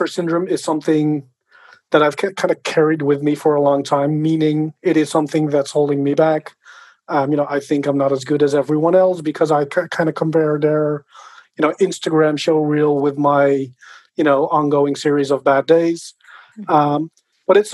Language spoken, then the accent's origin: English; Netherlands; I grew up in the Netherlands